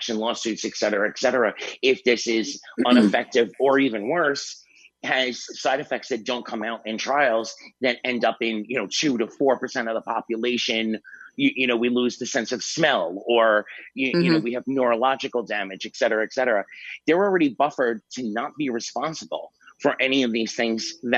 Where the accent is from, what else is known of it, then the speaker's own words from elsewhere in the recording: New York City, New York, United States; My hometown, you know, New York City